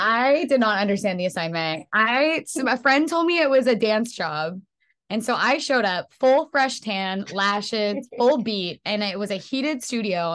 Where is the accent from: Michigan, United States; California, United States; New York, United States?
California, United States; Bay Area; now in Los Angeles, United States; I am from the Bay Area